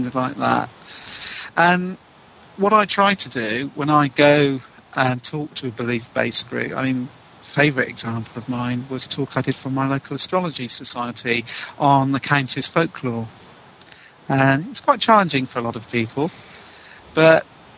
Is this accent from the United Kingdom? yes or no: yes; England, United Kingdom; being English